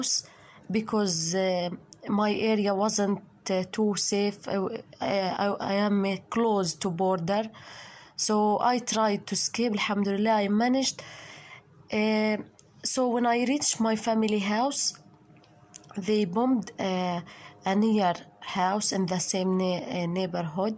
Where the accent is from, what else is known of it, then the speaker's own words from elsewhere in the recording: Gaza Strip, Palestine; also born or lived in Khan Yunis; I'm a woman from Gaza, 25 years